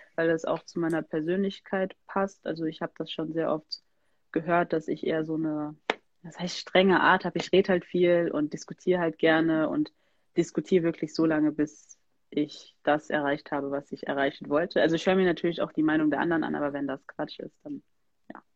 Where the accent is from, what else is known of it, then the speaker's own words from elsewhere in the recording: Germany; ich bin hier in Deutschland geboren